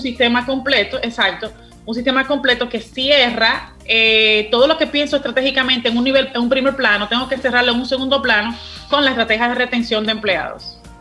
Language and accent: Spanish; Dominican Republic; la actitud tan buena que tenemos como dominicanos